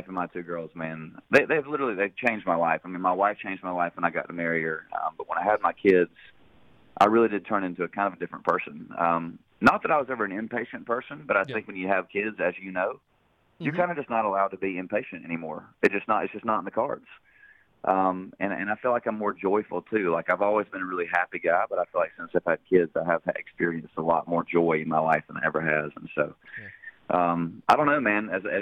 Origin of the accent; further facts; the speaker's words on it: Hendersonville, Tennessee, United States; growing up in Hendersonville